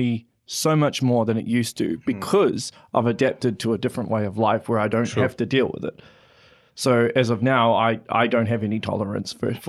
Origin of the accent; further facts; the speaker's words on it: Auckland, New Zealand; Sure, so I'm originally from Auckland, right?